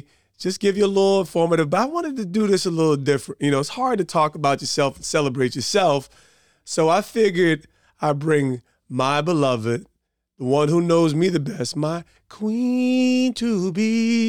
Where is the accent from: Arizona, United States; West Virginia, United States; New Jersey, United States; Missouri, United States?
New Jersey, United States; Montclair; also born or lived in East Orange; I'm from Montclair by way of East Orange. Essex County, we're here.